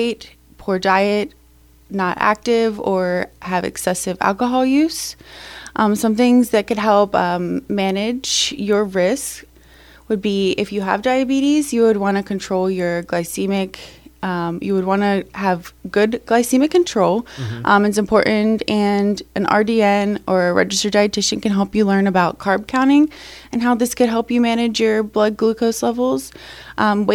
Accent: Pennsylvania, United States; I'm from Pennsylvania. I'm a Penn State grad.

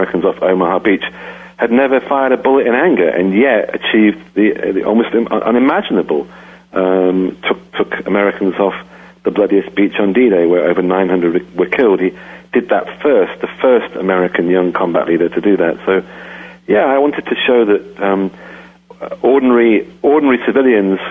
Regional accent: England, United Kingdom; moved away as an adult; now in United States; I grew up in England. I left when I was 28. I've lived in the U.S. for 25 years

